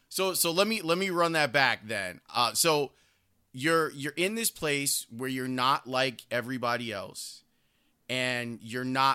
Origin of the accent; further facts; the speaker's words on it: Chicago, Illinois, United States; I grew up in Roseland on the south side of the city